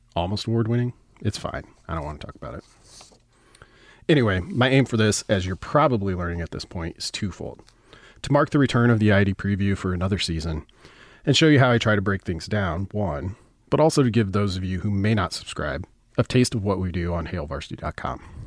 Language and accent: English; the Nebraska Panhandle, United States; I grew up in the Panhandle, and all of my references begin in the West.